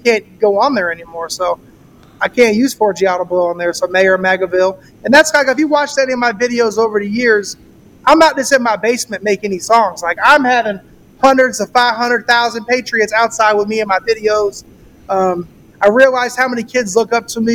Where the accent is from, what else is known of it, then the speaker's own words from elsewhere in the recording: St. Petersburg, Florida, United States; I'm from St. Pete, Florida, right outside of Tampa